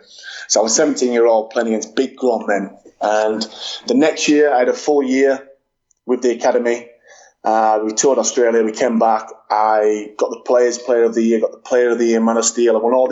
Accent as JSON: {"language": "English", "region": "England", "country": "United Kingdom", "said": "Remember, I'm England. I'm English, but I had Welsh heritage."}